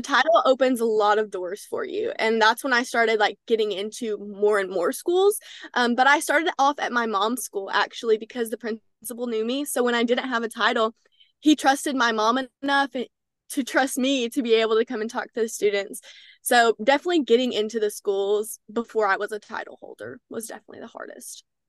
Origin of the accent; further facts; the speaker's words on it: Texarkana, Texas, United States; I'm from Texarkana, Texas